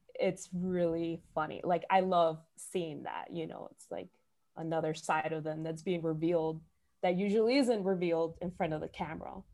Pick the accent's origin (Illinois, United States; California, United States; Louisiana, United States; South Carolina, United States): Illinois, United States; Chicago; growing up in Chicago